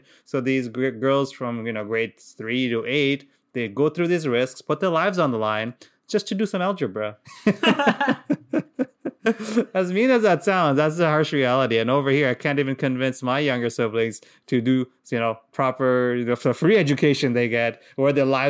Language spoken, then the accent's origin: English; Qatar; because we grew up in Qatar, And in Qatar, it's Arab. It's an Arab country. So obviously, I didn't speak a word of Arabic.